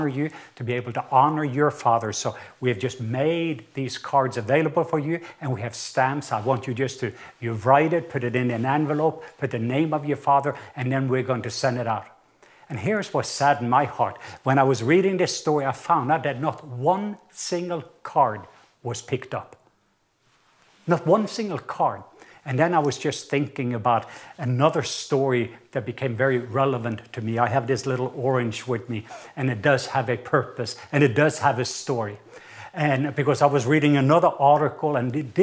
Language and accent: English; Southern Norway, Norway; accent: southern Norwegian; English is a second language; moved away; And the reason is, I am from the south part of Norway